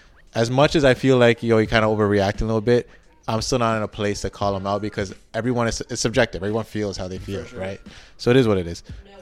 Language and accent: English; Canada; We're not American.